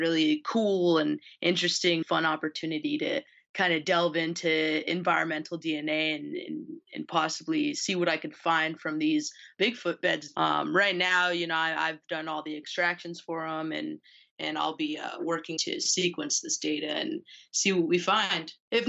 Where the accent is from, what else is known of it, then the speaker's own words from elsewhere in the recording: New Mexico, United States; moved away; I'm from New Mexico. So I grew up basically, you know, in the country, on a ranch.